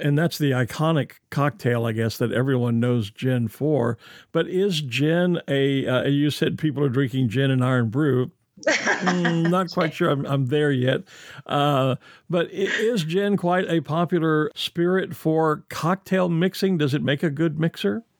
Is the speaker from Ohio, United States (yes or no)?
no; Texas, United States; as a kid growing up in Texas